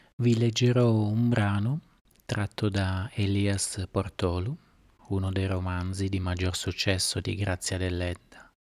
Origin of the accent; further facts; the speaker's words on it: Sardinia, Italy; Sono nata in Sardegna.